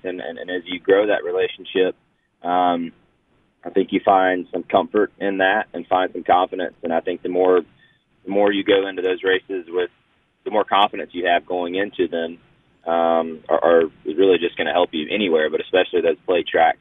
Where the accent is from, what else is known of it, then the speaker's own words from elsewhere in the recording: North Georgia, United States; I'm from North Georgia, and you know Talladega is obviously very very close to there